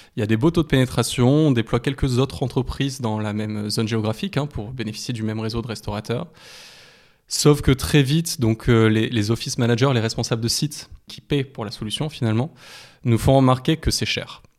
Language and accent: French; France; en tant que Français